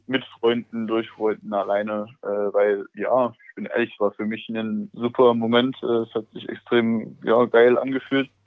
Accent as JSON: {"language": "German", "town": "Leipzig", "region": "Saxony", "country": "Germany", "said": "Also ich als, als Leipziger, äh, Sohn von einem Vater, der auch sehr Fußball folgt, da kennt man René Müller natürlich."}